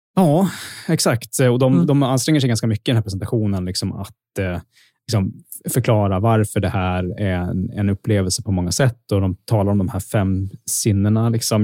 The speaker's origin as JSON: {"language": "Swedish", "country": "Sweden", "said": "som svensk"}